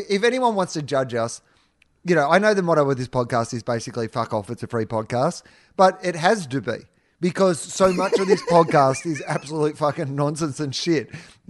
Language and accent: English; Mallacoota, Victoria, Australia; in high school, they called me the …. I was from Mallacoota, but I was also a ….